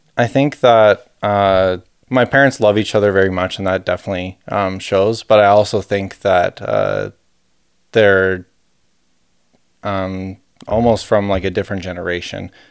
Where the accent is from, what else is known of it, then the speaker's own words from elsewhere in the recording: Calgary, Alberta, Canada; We're both from Calgary